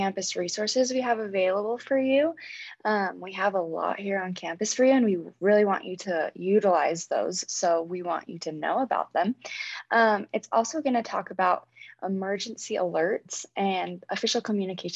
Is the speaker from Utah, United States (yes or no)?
yes; Cache Valley, Utah, United States; I am from here in Cache Valley.